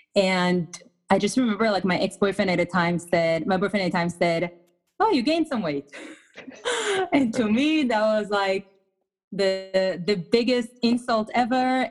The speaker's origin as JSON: {"language": "English", "country": "Israel", "tie": "born or raised there", "second_language": "English", "moved": "as an adult", "lives_now": "United States", "said": "I was born and raised in Israel. I moved to the States about 12 to 13 years ago"}